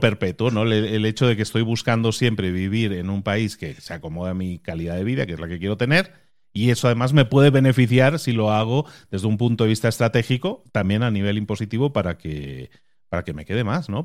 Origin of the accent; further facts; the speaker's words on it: Barcelona, Catalonia, Spain; moved away as an adult; also born or lived in Galicia; yo soy nacido en Galicia y me crié en Barcelona y luego he emigrado a otro país